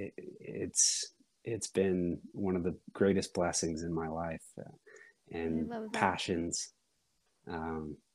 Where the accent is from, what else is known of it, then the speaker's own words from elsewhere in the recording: Sundance, Utah, United States; I was born up in Sundance